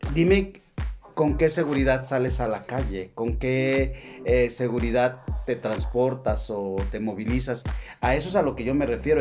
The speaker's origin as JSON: {"language": "Spanish", "country": "Mexico"}